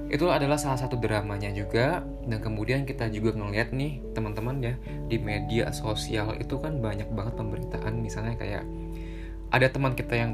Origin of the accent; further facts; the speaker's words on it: Depok, West Java, Indonesia; kita orang Depok itu nggak bisa ke Jakarta begitu juga dengan sebaliknya